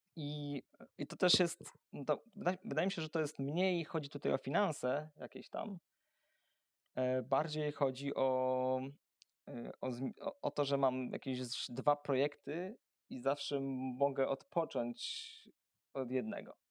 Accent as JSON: {"language": "Polish", "town": "Węgrów", "region": "Masovian Voivodeship", "country": "Poland", "tie": "born or raised there", "also_born_or_lived": "Warsaw / Siedlce", "moved": "yes", "lives_now": "Siedlce area, Poland", "said": "Ja pochodzę z mojego miasteczka z Węgrowa. To jest takie e, miasteczko niedaleko Warszawy, około 100 kilometrów."}